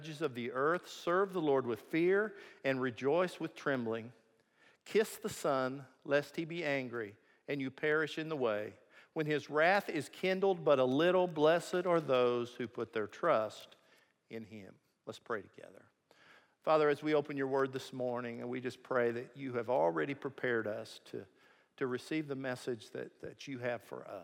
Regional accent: Missouri, United States; I'm from Missouri

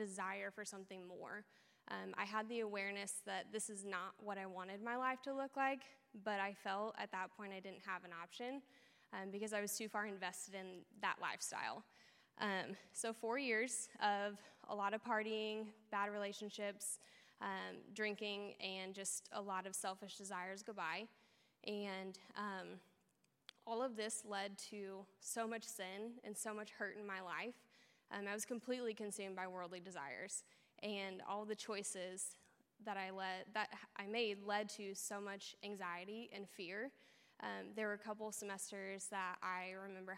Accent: Olathe, Kansas, United States; also born or lived in Overland Park; I grew up in Olathe, going to church with my family pretty much every week for my whole life

